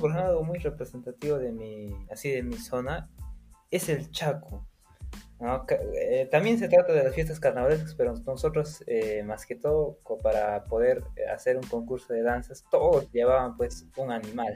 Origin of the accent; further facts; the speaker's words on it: Puno, Peru; also born or lived in Sandia, Puno; yo soy de Puno